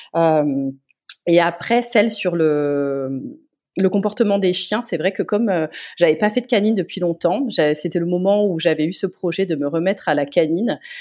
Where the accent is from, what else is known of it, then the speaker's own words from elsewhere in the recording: Metz, Grand Est, France; je suis originaire de Metz.